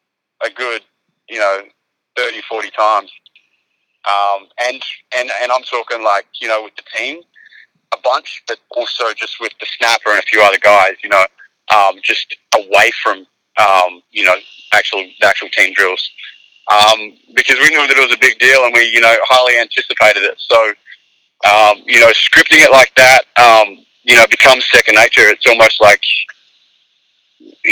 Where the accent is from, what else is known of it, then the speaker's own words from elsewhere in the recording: Australia; moved away as an adult; also born or lived in Arkansas, United States / San Francisco, United States; now in United States; being Australian